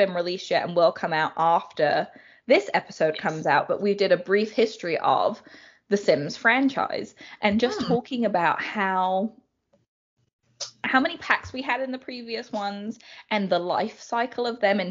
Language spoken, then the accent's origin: English; London, United Kingdom; I grew up in London, so city girl through and through